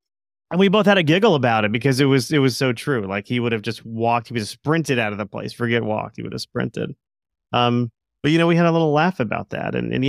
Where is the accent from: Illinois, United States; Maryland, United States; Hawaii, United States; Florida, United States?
Florida, United States; my brother, when we were growing up, we grew up in South Florida. Don't hold that against me.